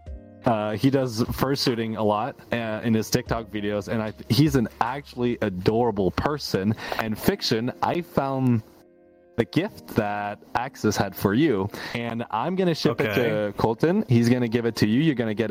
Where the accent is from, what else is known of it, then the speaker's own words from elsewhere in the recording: Canada; also born or lived in Quebec; I'm from Canada in the cold